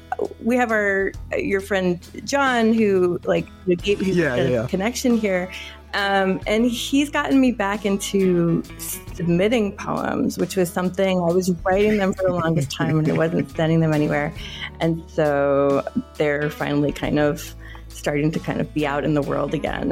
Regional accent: Philadelphia, Pennsylvania, United States; also born or lived in Togo; now in New York, United States; I grew up in Philadelphia and in Togo in West Africa, but I've been in New York for about, I guess, 21 or 22 years.

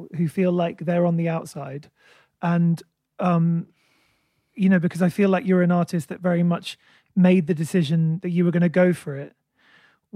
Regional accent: England, United Kingdom

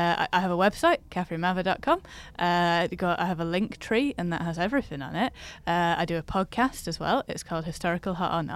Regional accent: Rochdale, North West England, United Kingdom; That's how everything happens in my hometown. Sorry, people of... people know. Yeah. Sorry, Rochdale.

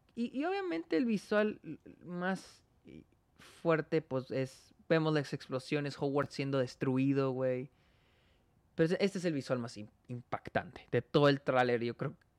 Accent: Mexico

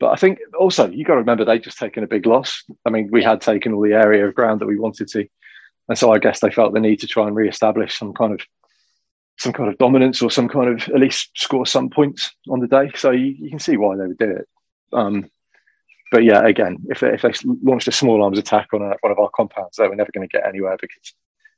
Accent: Shropshire, West Midlands, United Kingdom; I grew up in Shropshire

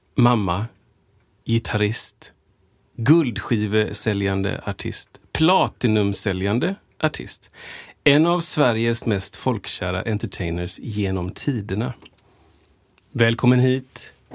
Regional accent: Washington, District of Columbia, United States; moved away; jag är ju födda i USA

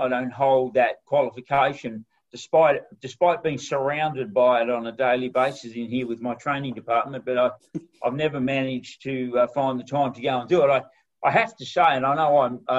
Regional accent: Broken Hill, New South Wales, Australia; I grew up in Broken Hill

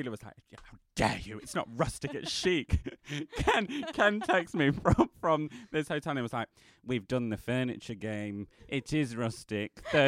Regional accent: East Midlands, United Kingdom; now in Kentish Town, United Kingdom; I'm from Kentish Town, originally from Lincolnshire, but we'll ignore that.

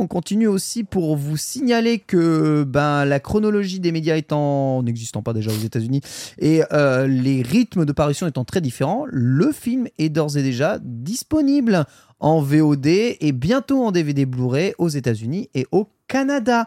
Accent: France; chez nous en France

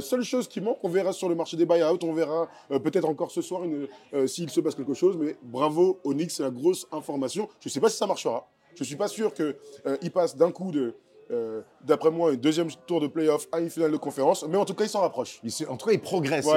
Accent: France; chez nous en France

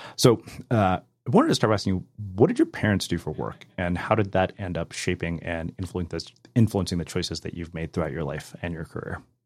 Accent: India; also born or lived in Berkeley, California; now in United States; I'm an Indian immigrant, you know, who went to Berkeley as well

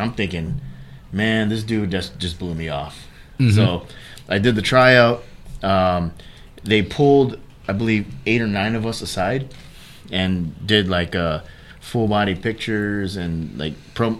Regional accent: Hawaii, United States; moved away as an adult; also born or lived in Sacramento, California; my background, I was born and raised in Hawaii.

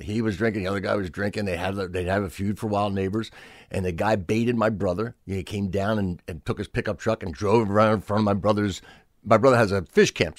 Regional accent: Pennsville, New Jersey, United States; Pennsville. So, like, small, everybody worked for E I DuPont, the chemical factory

